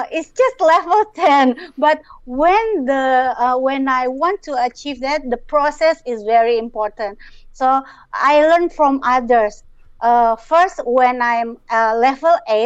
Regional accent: Jakarta, Indonesia; I am from Jakarta, Indonesia

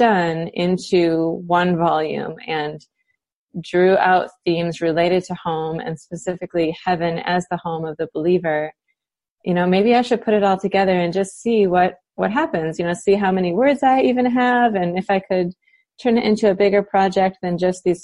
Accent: United States; moved away as an adult; also born or lived in Cape Town, South Africa / Michigan; living as an American in a foreign country

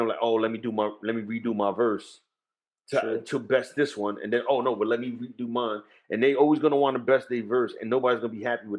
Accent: Jersey City, New Jersey, United States; I'm born and raised in Jersey City.

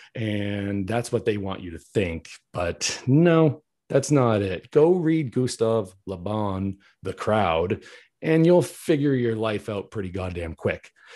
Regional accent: New England, United States; I'm from New England, born and raised

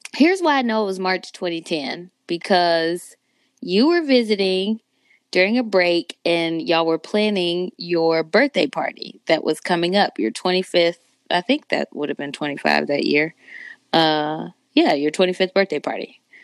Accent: San Antonio, Texas, United States; also born or lived in Chicago, Illinois / Indianapolis, Indiana; now in Dallas, United States; I was born in Chicago, but I was raised in Texas, San Antonio, Texas, to be specific.

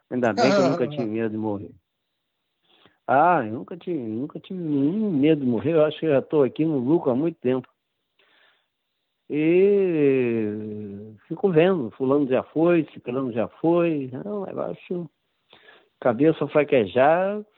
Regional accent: São Paulo, Brazil; Era sou paulista e tinha uma avó carioca que eu passava as férias no Rio.

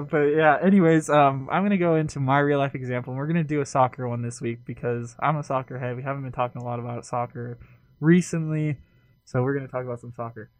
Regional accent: Southern California, United States; I'm from California, Southern California

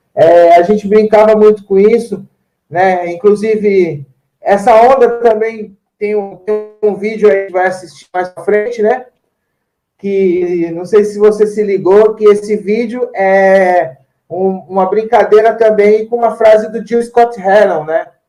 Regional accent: São Paulo, Brazil; Porque ah o bairro que eu, que eu sou mesmo é chama Jardim Antártica

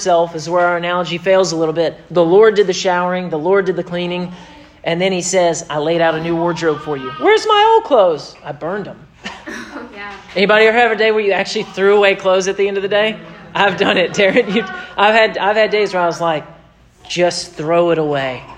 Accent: United States; I am an American

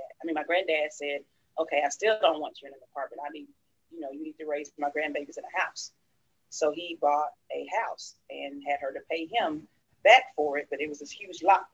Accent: Dallas, Texas, United States; I grew up in the heart of Oak Cliff, Texas

